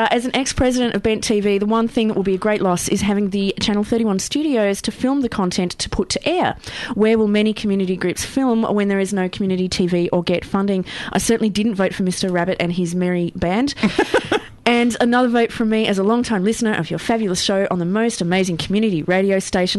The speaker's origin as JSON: {"language": "English", "region": "Tasmania", "country": "Australia", "moved": "yes", "lives_now": "Melbourne, Australia", "said": "I'm from Tasmania."}